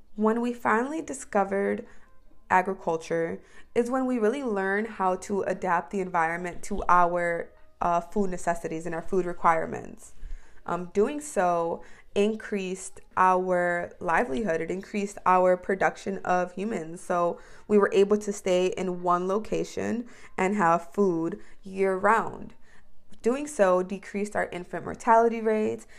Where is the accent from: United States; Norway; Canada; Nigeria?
United States